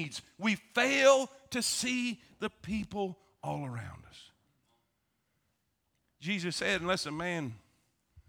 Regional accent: South Florida, United States; now in Alabama, United States; I grew up in South Florida

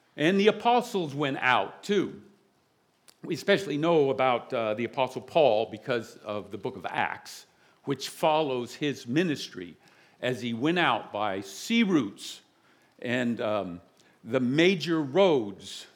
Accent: the South, United States; now in South Jersey, United States; I'm from the South

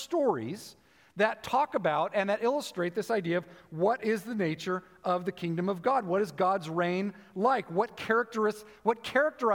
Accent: United States

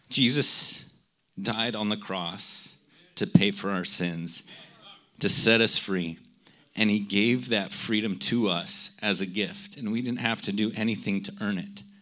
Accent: United States; I'm an American

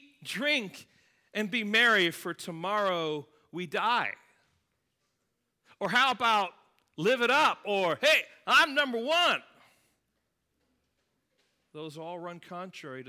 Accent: England, United Kingdom; now in United States; My home country of England

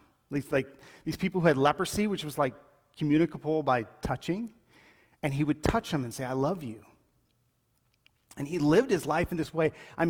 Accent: Colombia; like, when I grew up in Colombia, it was known that if you were a paralytic or if you had some issues, like, your life was just a beggar.

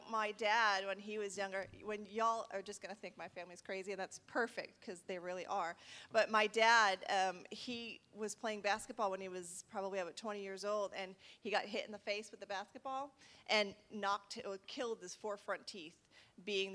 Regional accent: Rhode Island, United States; now in Texas, United States; I was born and raised in Rhode Island. I'm a little far from home

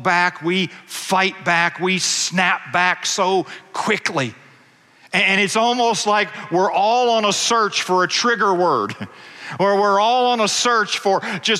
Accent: United States; I was born in America

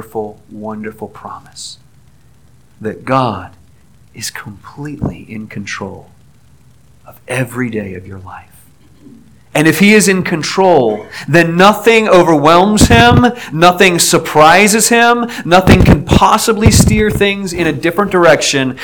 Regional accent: Aliquippa, Pennsylvania, United States; moved away; my hometown near Pittsburgh, Aliquippa

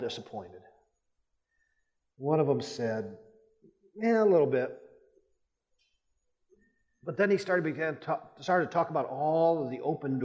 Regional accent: Rapid City, South Dakota, United States; moved away as an adult; also born or lived in Texas; I grew up in the Rapid City area

